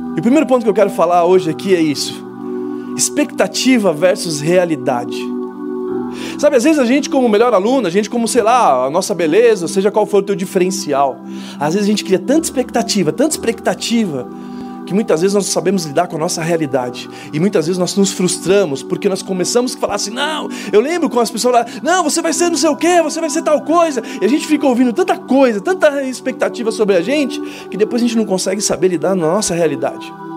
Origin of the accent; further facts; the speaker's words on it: Brazil; A gente brasileiro